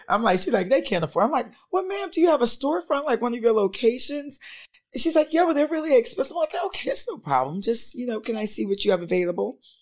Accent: St. Petersburg, Florida, United States; moved away as an adult; now in Georgia, United States; I'm from St. Petersburg, Florida

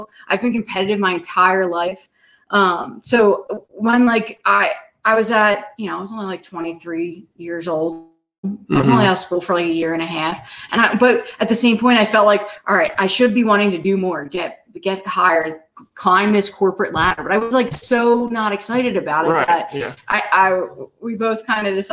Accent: Philadelphia, Pennsylvania, United States; moved away; I grew up in Northeast Philadelphia

